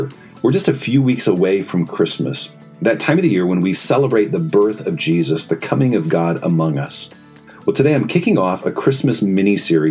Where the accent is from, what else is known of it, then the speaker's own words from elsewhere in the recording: Indiana, United States; now in Ann Arbor, United States; I grew up in Indiana